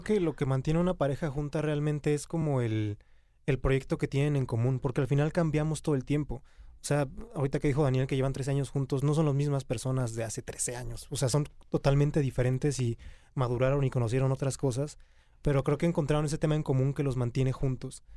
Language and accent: Spanish; Querétaro, Mexico; Yo soy de Querétaro